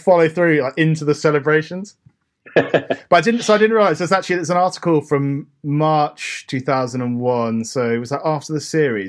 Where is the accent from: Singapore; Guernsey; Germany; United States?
Guernsey; we come from Guernsey.